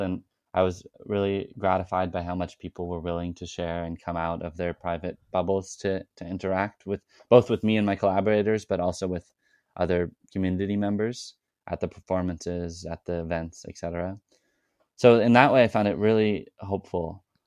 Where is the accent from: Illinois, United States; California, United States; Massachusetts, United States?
California, United States; Arroyo Grande; my hometown of Oroa Grande, California